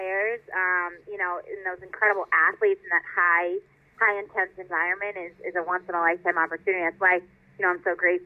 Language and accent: English; Annapolis, Maryland, United States; I'm not really from Baltimore, I'm from Annapolis